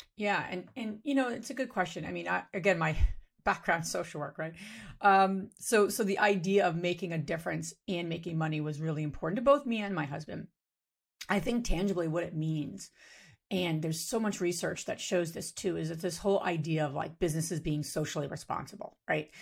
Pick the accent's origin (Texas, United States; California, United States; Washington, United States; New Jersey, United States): New Jersey, United States; now in Pennsylvania, United States; I grew up in New Jersey, you know, as a Jersey girl